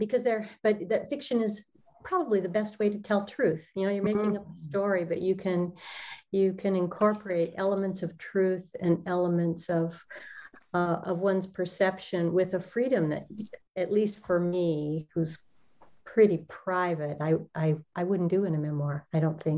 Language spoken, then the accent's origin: English; Olympic Peninsula, Washington, United States; I was raised in Washington on the Olympic Peninsula, in some pretty wild country surrounding us.